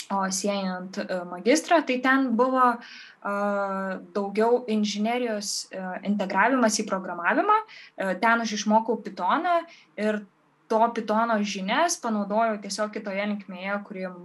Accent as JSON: {"language": "Lithuanian", "town": "Varėna", "region": "Alytus County", "country": "Lithuania", "tie": "born or raised there", "moved": "yes", "said": "kai aš išsikraušiau iš, varė, iš savo gimtojo miestelio Varieno"}